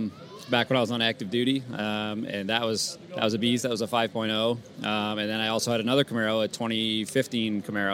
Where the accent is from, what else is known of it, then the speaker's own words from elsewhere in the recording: St. Albans, Vermont, United States; Right here in St. Albans.